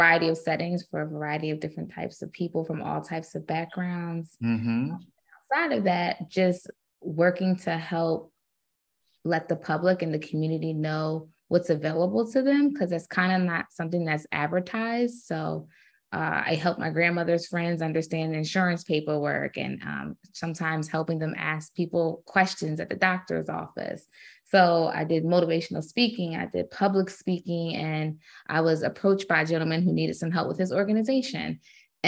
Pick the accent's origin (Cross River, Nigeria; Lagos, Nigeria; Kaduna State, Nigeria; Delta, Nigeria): Kaduna State, Nigeria; Kaduna; It's a Nigerian name. I was born in Kaduna, Nigeria. I'm Edo